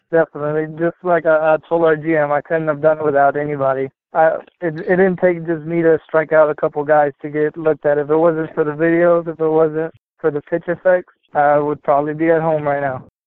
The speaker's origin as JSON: {"language": "English", "region": "Texas", "country": "United States", "said": "I'm from Texas"}